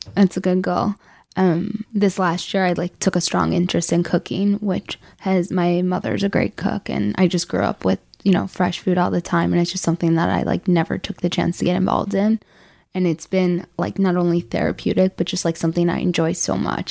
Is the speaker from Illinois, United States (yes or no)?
yes; Chicago, Illinois, United States; I'm from Chicago.